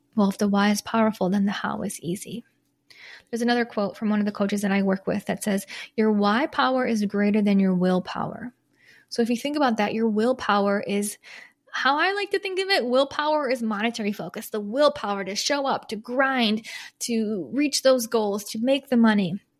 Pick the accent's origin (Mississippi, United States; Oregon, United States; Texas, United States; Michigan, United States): Michigan, United States; moved away; also born or lived in Chicago; I'm not from Chicago, from Michigan, but lived in Chicago for ten years